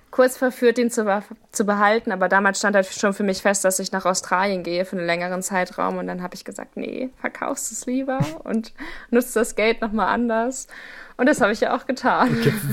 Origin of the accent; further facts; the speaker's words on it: Hameln, Lower Saxony, Germany; moved away; Also ich komme eigentlich aus Hameln, das ist in der Nähe von Hannover